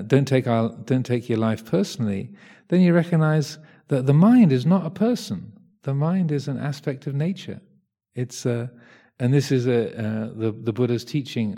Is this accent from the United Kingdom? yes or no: yes; England, United Kingdom; I'm English